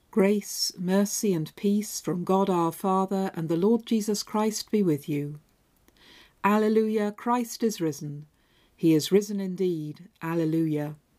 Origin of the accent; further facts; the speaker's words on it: Devonshire, South West England, United Kingdom; moved away as an adult; also born or lived in Hull; When I moved up from Devonshire to Hull to go to university